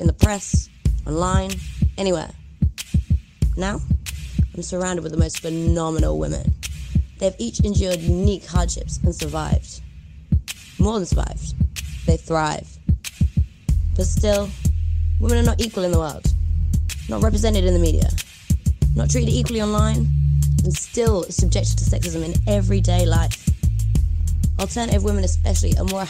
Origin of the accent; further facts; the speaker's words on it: Brighton, South East England, United Kingdom; from England